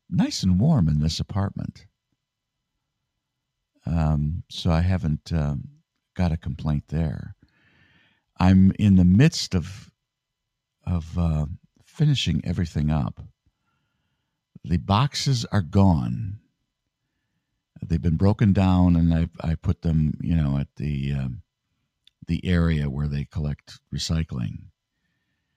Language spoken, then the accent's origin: English; Michigan, United States; now in New York, United States; I'm from Michigan